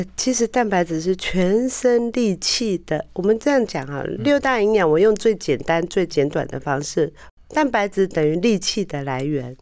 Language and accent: Chinese; Taiwan; 我们台湾人的保养习惯